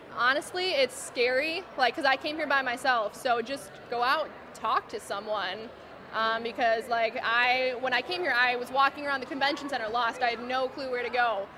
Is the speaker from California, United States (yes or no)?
no; Freeport, Illinois, United States; I am from Freeport, Illinois